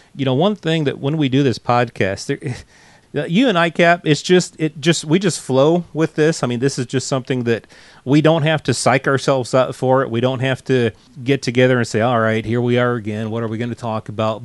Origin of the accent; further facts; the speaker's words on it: United States; accent: American; also born or lived in England; we moved back to the states, and it probably took a shorter time to get my American accent back.